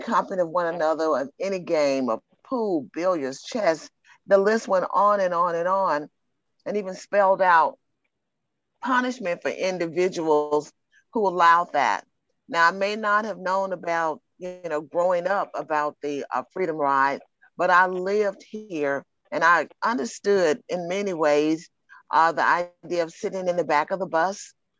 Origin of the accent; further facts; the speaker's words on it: Birmingham, Alabama, United States; I grew up in Birmingham.